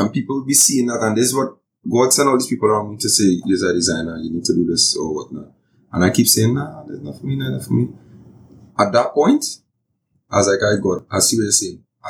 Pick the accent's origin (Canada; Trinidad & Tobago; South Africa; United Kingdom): Trinidad & Tobago